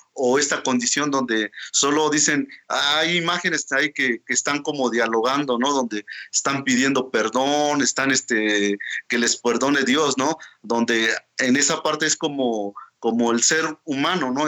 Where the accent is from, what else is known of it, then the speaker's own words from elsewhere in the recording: Oaxaca, Mexico; first language Mazatec; Spanish is a second language; artista mazateco, oaxaqueño, hablante de la lengua mazateca